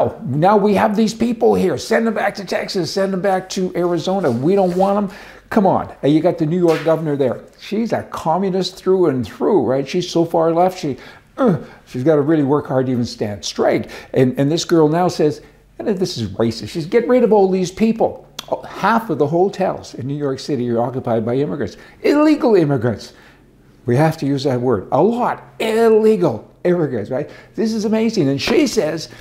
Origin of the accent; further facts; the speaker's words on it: Canada; now in United States; I'm Canadian. And I went through the program to get my my immigration status in America.